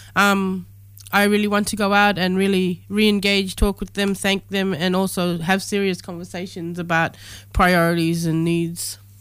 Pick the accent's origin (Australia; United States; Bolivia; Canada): Australia; the Kimberley, Western Australia; my lived experience growing up in the Kimberley